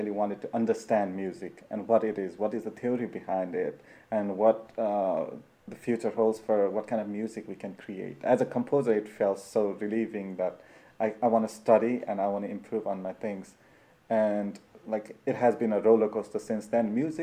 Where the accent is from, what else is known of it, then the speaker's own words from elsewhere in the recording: Nepal; moved away as an adult; I'm from Nepal